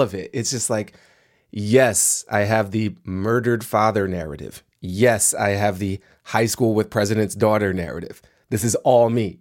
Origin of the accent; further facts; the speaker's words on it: Washington, District of Columbia, United States; I grew up in Washington, D C in the nineteen eighties.